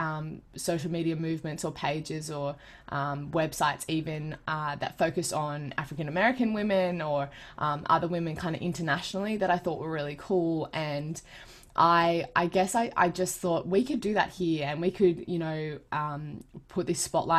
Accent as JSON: {"language": "English", "town": "Sydney", "region": "New South Wales", "country": "Australia", "tie": "born or raised there", "said": "I am a proud Gamilaroi Dungari girl who was born and raised in the Sutherland Shire on Darawal country south of Sydney"}